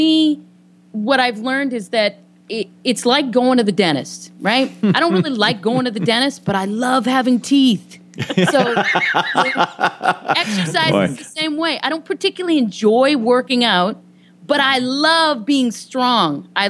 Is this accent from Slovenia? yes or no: no; Boston, Massachusetts, United States; now in Los Angeles, United States; I'm originally from the Boston area